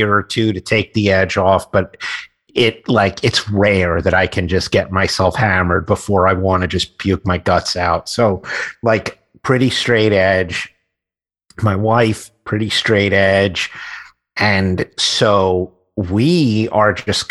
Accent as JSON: {"language": "English", "town": "New York City", "region": "New York", "country": "United States", "tie": "born or raised there", "said": "I grew up in Queens."}